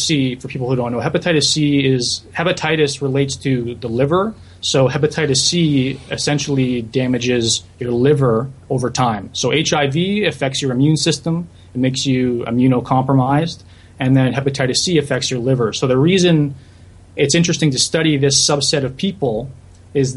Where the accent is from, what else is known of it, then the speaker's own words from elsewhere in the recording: St. Catharines, Ontario, Canada; moved away as an adult; also born or lived in Guelph; now in Montreal, Canada; I was born and raised in the Niagara region in St. Catharines